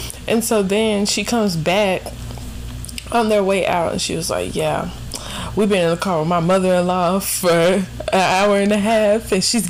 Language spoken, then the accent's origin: English; South Carolina, United States; we're from South Carolina.